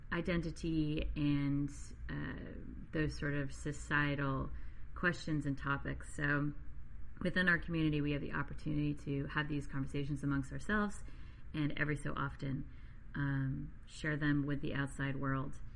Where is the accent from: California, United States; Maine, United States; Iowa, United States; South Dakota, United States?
Maine, United States; I grew up in Maine